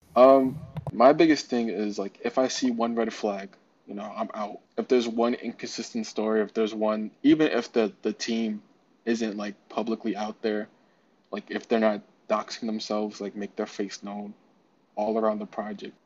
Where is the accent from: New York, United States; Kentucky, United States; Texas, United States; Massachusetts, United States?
New York, United States; New York City; also born or lived in Queens, New York; I'm from Brooklyn.